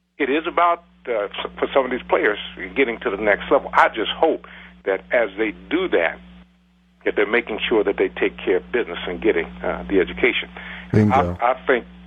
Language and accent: English; Columbus, Ohio, United States; I'm right from Columbus, and my family was right here